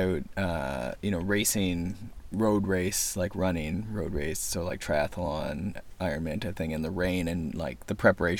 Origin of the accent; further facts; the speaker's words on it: Ontario, Canada; I'm a kinesiologist from Ontario, Canada.